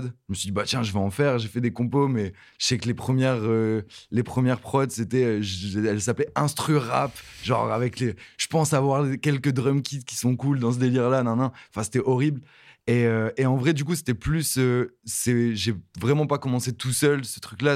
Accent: Halluin, Hauts-de-France, France; à côté de Lille, euh, vers euh, la ville c'est Aluin

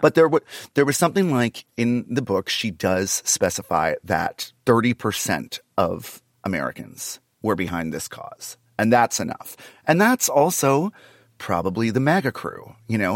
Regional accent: Canada; now in Los Angeles, United States; I'm Canadian, so I'm not dying in this country. I still have a Canadian bank account.

